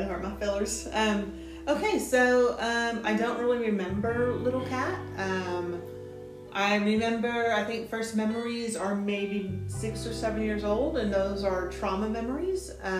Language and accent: English; Austin, Texas, United States; also born or lived in Gary, Indiana; I grew up on the east side. On the east side? Yeah, I grew up in Riverside